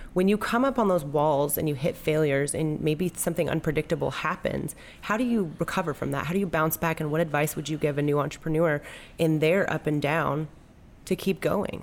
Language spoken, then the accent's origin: English; Southern California, United States; now in Little Rock, United States; I'm from Southern California, and when I moved here to Arkansas